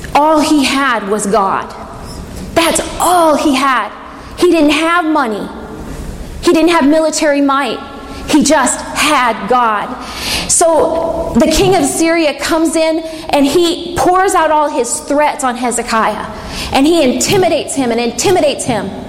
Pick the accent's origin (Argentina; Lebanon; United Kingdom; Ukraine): United Kingdom; England; I'm English